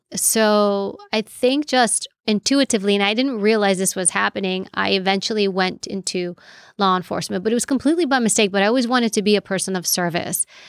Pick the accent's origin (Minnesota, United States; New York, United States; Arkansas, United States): New York, United States; New York City; first language Greek; English is a second language; I grew up in New York City, and my parents were immigrated here from Europe, from Greece